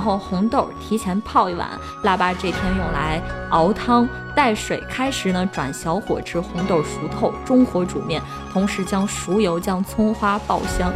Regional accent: Shaanxi, China; 我们陕西人

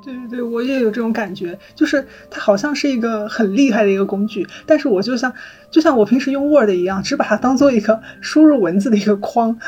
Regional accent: China; 她对于我们中国人来说已经是一个家喻户晓的一个文化符号了

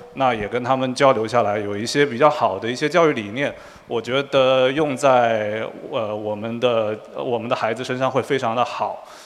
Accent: Quanzhou, Fujian, China; moved away as an adult; also born or lived in Shanghai; now in United States; 我们都是福建人。然后我是泉州人

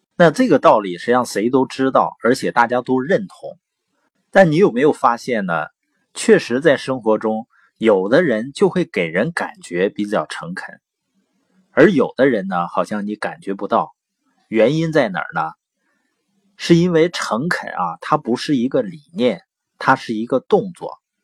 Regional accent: Baoqing, Heilongjiang, China; also born or lived in Boli County, Heilongjiang; 我是黑龙江，从小呢是生在宝清县，啊，我父母 呢是知边青年，所以在农场出生，然后长大

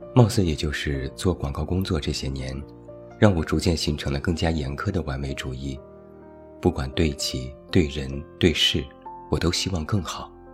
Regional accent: Taiyuan, Shanxi, China; moved away; 我一直都在太原，有机会时隔多年，好好看一看我的故乡

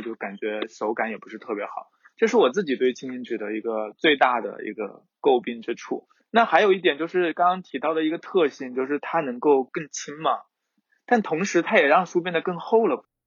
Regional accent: southern China, China; 作为一个南方人， 空气比较， 比较潮湿

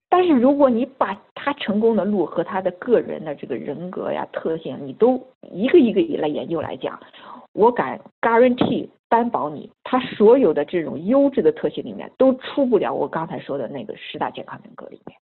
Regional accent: China

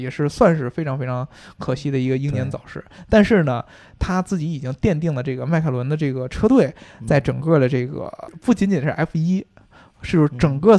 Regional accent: United Kingdom; 就不止我们英国人，像法拉利啊什么的

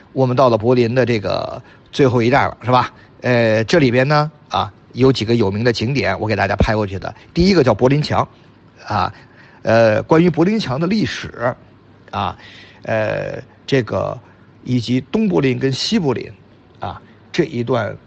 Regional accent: China; 我们中国人的伟大跟中国人的创新

